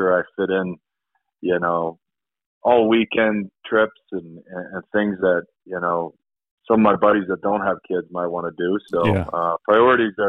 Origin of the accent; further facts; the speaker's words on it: Sweden; also born or lived in Toronto, Canada; now in Colorado, United States; me growing up in Sweden and previously played junior hockey in Toronto